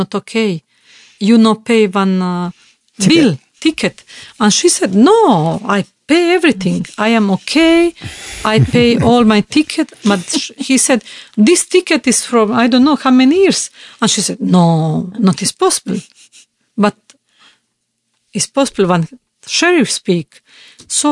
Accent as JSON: {"language": "English", "country": "Bosnia & Herzegovina", "second_language": "English", "said": "I am from Yugoslavia and communism"}